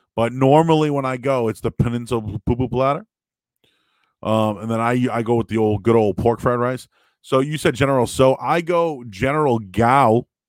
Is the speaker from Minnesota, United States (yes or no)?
no; Boston, Massachusetts, United States; moved away as an adult; now in Peabody, United States; I'm from Boston. I'm from the city. So, you know, I grew up in the Hyde Park, Rosendale, West Roxbury area.